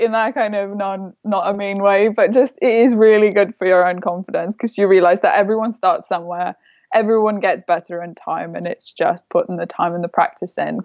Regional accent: Lithuania; moved away as an adult; also born or lived in London; I grew up in Lithuania. I was there till I was 18.

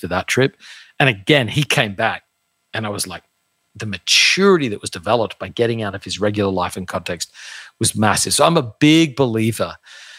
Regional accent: Australia; now in United States; I grew up in Australia, very, very common to do a gap year

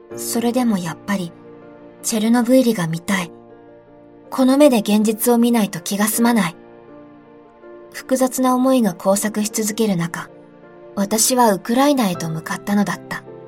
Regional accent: Fukushima, Japan; 私の地元は福島だ

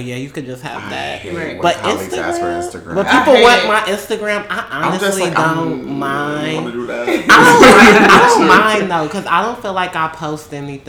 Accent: Chicago, Illinois, United States; now in Washington, D.C., United States; I'm from Chicago, and I went to Howard University. That's where I met Safi and Jordan. I'm living in Washington, D.C., single

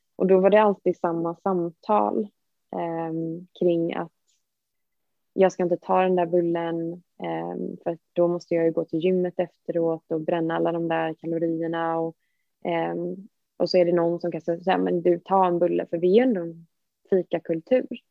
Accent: Gothenburg, Västra Götaland, Sweden; moved away as an adult; now in Stockholm, Sweden; jag är från Göteborg

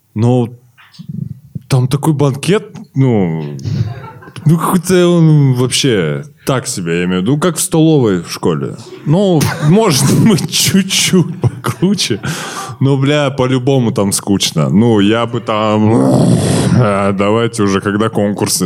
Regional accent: Kazakhstan; мы казахи, русский мат, мы его говорим

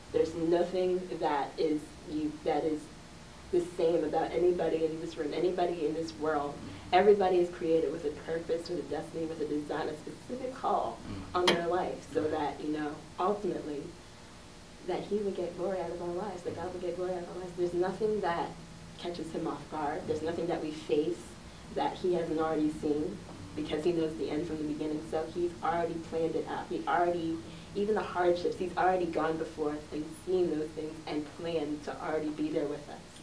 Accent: Bear, Delaware, United States; I grew up in Delaware, just my hometown of Bear, Delaware

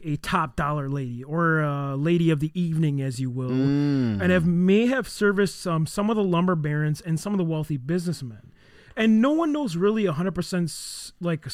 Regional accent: Hurley, Wisconsin, United States; I'm from the Hurley area. I know the area very well

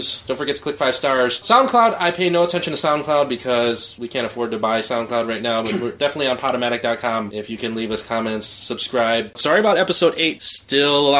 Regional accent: Philippines; moved away; I'm from the Philippines

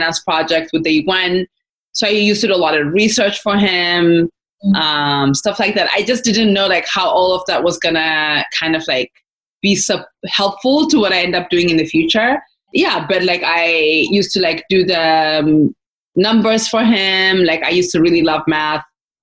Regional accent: Adama, Oromia, Ethiopia; moved away as an adult; grew up in Ethiopia. So I grew up right outside of Addis in Adama. I lived there until I finished high school.

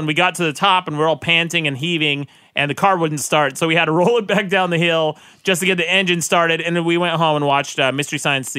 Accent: Utah, United States; born or raised there

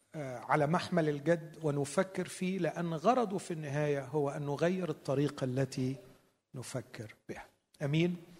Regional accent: Egypt; عندنا في مصر

